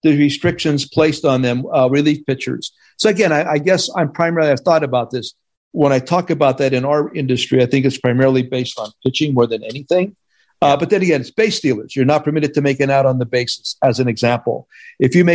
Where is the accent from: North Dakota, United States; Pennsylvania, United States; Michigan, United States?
Pennsylvania, United States; Hazleton; moved away; I came back to Hazleton for Christmas